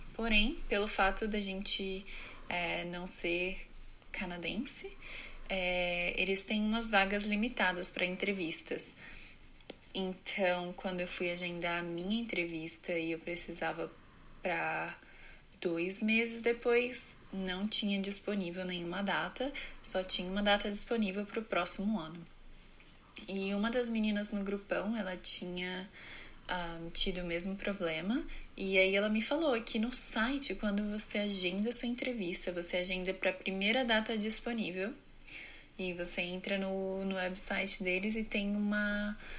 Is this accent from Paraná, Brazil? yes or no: no; Presidente Prudente, São Paulo, Brazil; moved away as an adult; also born or lived in New Jersey; eu sou de Presidente Prudente, São Paulo, no Brasil.